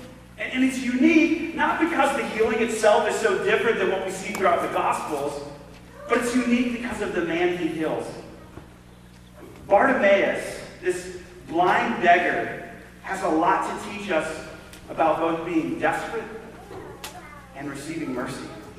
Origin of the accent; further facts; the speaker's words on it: the South, United States; accent: southern; I don't know if it was because I still hadn't lost my southern accent at the time